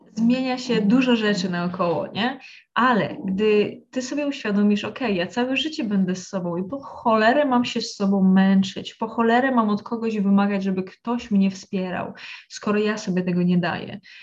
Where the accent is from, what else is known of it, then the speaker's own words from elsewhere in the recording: a village in Lesser Poland, Poland; ja pochodzę z wsi w Małopolsce, z rodziny właśnie e, bardzo katolickiej